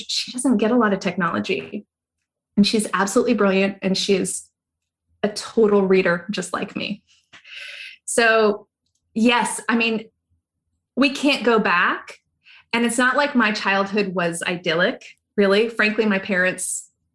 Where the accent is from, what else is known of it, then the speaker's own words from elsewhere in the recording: Pahoa, Hawaii, United States; I grew up in a little town near a little town called Pahoa, and I did go to Hilo High